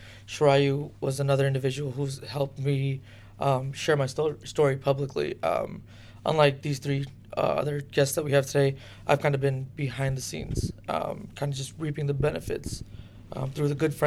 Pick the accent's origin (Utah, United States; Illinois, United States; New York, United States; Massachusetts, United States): Illinois, United States; Chicago; I was brought here by my parents back in April of 88. I was 2 years old. Since then, I was raised in Chicago